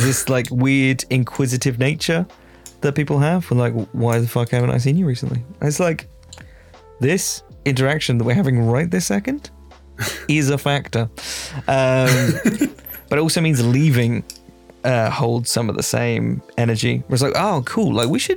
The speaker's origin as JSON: {"language": "English", "country": "Ireland", "moved": "yes", "lives_now": "United States", "said": "I'm Irish"}